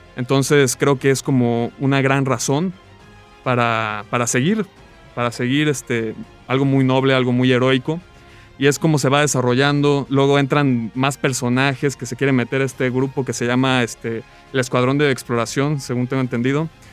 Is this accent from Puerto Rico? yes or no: no; Morelia, Michoacán, Mexico; also born or lived in La Paz, Baja California Sur; Nací en La Paz, Baja California Sur, he vivido toda mi vida en Morelia